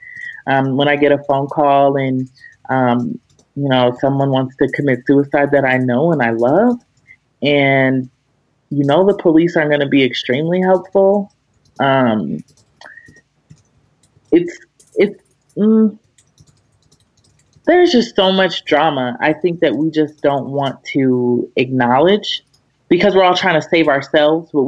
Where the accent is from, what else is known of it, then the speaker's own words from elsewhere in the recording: Aurora, Colorado, United States; moved away as an adult; also born or lived in Washington, D.C.; I'm from Aurora, Colorado